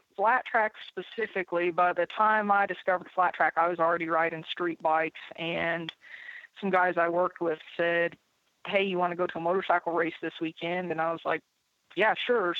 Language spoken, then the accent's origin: English; Indianapolis, Indiana, United States; I'd walk to the 500 track with my grandfather when I was a child, so I definitely grew up around racing.